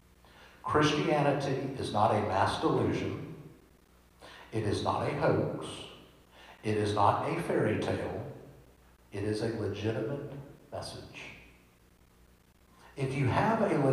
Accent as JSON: {"language": "English", "area": "Washington Parish", "region": "Louisiana", "country": "United States", "tie": "born or raised there", "said": "I grew up North Shore in Washington Parish, Louisiana"}